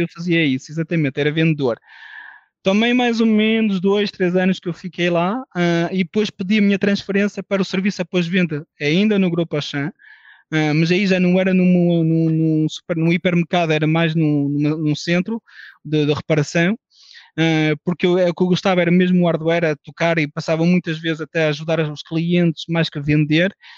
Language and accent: Portuguese; France; now in Portugal; nasci em França, de pais portugueses